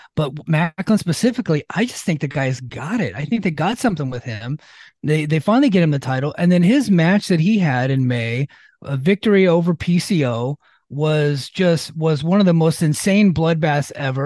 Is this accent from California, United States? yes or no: yes; Exeter, California, United States; I'm from Exeter, California